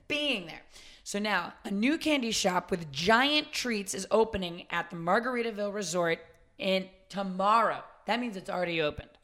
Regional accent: suburban Massachusetts, United States; When I was growing up in Suburban, Mass

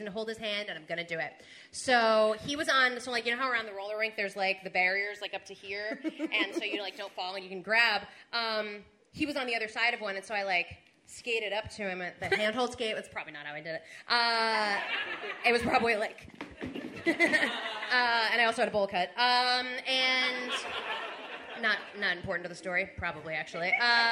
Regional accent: New Jersey, United States; we grew up in Jersey

